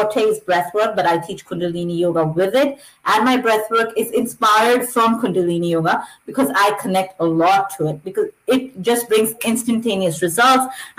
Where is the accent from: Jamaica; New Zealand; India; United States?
India; moved away as an adult; now in Canada; I'm basically from India